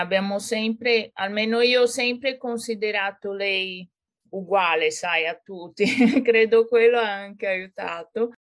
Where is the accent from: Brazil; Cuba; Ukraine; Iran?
Brazil; São Paulo; Italian is a second language; moved away as an adult; now in Florence, Italy; sono brasiliana e sono nata e cresciuta a San Paolo. Poi, con ventidue anni, mi sono trasferita in Italia